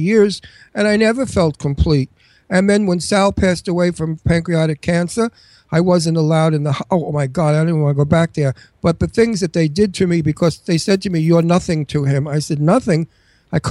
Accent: New York City, New York, United States; accent: Brooklyn; I come from Astoria, one town away. We have the same accent.

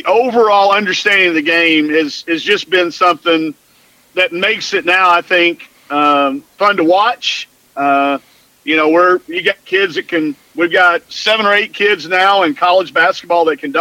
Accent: Greenwood, Arkansas, United States; what I grew up with as a boy in Greenwood, Arkansas.

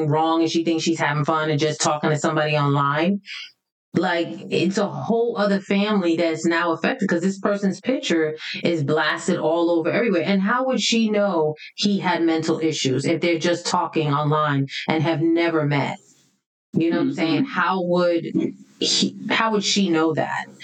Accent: New York City, New York, United States; growing up in the Bronx

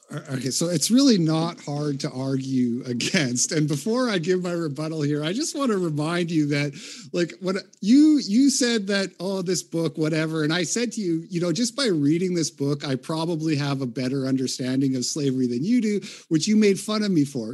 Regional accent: Canada; moved away as an adult; now in United States; I grew up in Canada. I do live in America now, but I grew up in Canada in the eighties and nineties.

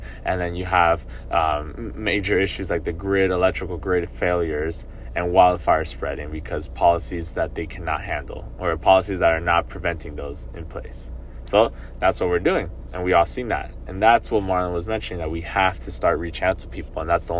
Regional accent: Doral, Florida, United States; moved away as an adult; now in Gainesville, United States; my hometown in Miami, in Doral

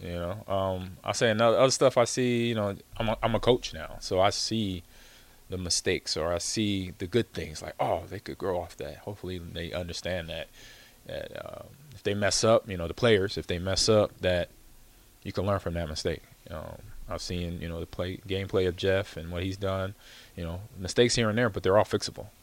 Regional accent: California, United States; growing up in California

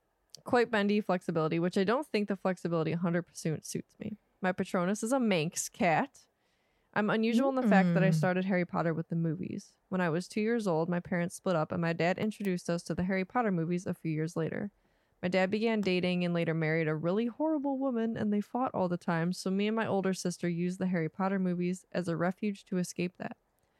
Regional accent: Nova Scotia, Canada; I'm 22 years old, and I'm from South Shore, Nova Scotia, Canada.

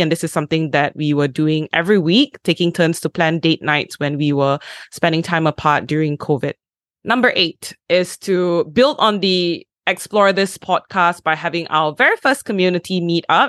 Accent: Malaysia; I am Malaysian

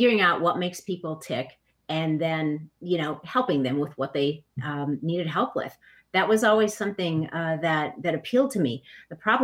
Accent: Minneapolis, Minnesota, United States; I grew up in Minneapolis

